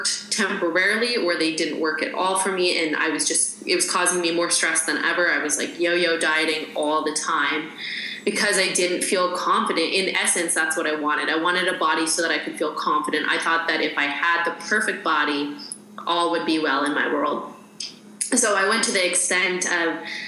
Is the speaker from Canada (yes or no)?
yes; Saskatchewan, Canada; moved away as an adult; also born or lived in Arizona; I grew up in Canada, Saskatchewan, Canada